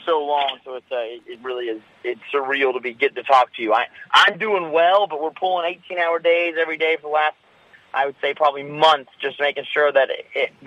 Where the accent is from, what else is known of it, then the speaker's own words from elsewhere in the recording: Hendersonville, North Carolina, United States; It's an incredible place to be from. I'm from Hendersonville, just about 15 minutes south of the main city